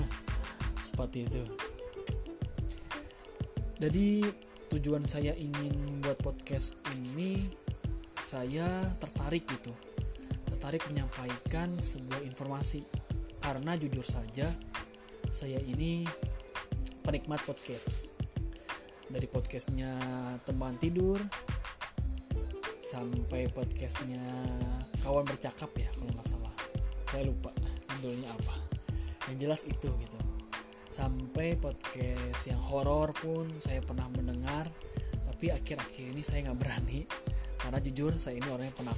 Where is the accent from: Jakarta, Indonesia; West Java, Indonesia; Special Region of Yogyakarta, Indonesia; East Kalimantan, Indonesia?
West Java, Indonesia; Bandung; born there; saya lahir di Bandung 11 Agustus tahun 1998.